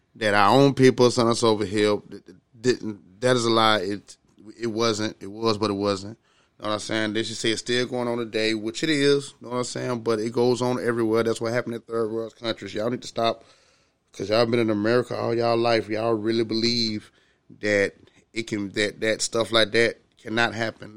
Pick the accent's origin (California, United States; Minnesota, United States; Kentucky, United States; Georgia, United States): Georgia, United States; Augusta; I'm from the South, you know what I'm saying? From Augusta, Georgia, me being, you know, um, low income black male in the South